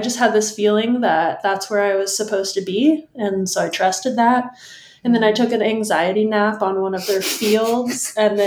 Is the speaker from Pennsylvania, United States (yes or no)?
no; San Diego, California, United States; moved away as an adult; also born or lived in Iowa; now in Portland, United States; I'm originally from San Diego, California, and I lived there until moving to Northern California for college